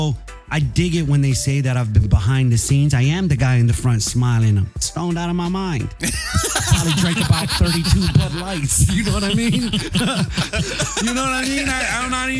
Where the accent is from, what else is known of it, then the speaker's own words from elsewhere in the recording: Santa Rita, Guam; now in San Diego, United States; I'm originally from Santa Rita. Big up all my Santa Rita family out there, Southside.